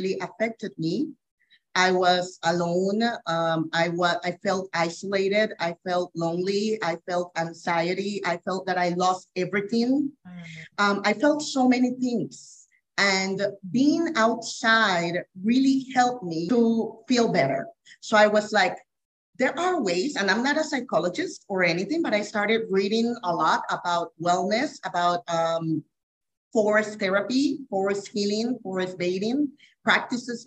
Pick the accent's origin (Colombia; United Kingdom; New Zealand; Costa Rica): Costa Rica; I'm from Costa Rica, born and raised.